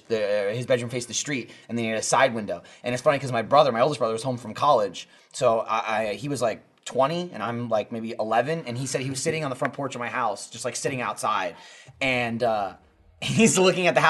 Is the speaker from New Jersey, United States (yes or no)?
yes; New Jersey, United States; we grew up in Jersey.